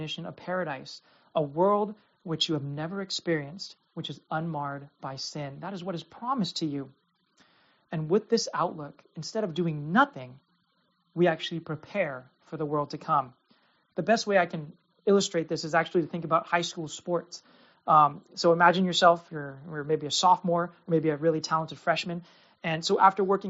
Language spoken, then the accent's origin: English; United States; as an American Christian who lives with religious freedom